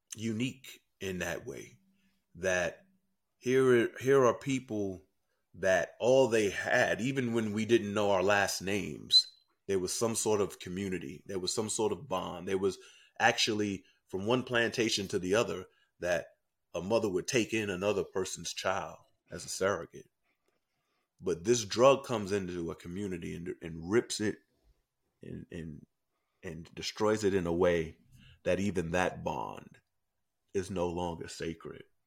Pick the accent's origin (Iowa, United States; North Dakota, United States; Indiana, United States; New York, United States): New York, United States; New York City; I grew up in Harlem, New York